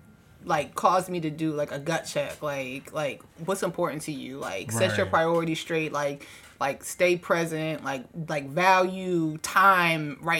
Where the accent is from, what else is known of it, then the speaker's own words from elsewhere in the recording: Washington, District of Columbia, United States; now in Los Angeles, United States; I'm coming from the East Coast, from DC.